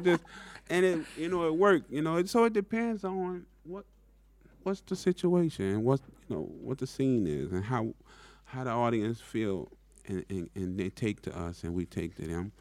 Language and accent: English; New Orleans, Louisiana, United States; growing up in New Orleans